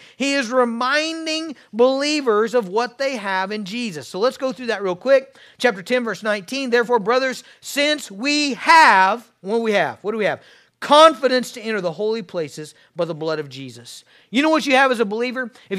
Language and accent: English; Kansas, United States; I grew up in Western Kansas on a farm miles from town.